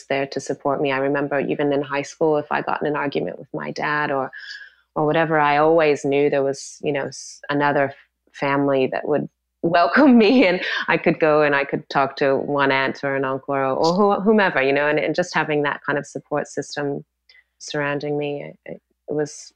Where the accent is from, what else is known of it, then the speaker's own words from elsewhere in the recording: Washington, United States; I was born in a little farming town about an hour north of Seattle, hour south of Vancouver, Canada. So kind of the very northwest corner of America